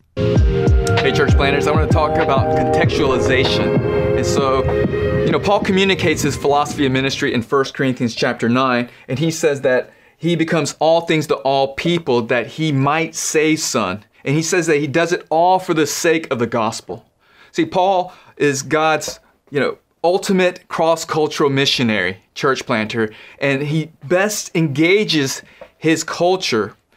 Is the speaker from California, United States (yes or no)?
no; North Carolina, United States; I'm a North Carolinian